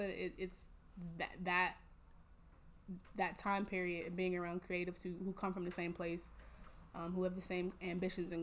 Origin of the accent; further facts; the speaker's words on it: Homewood, United States; from Homewood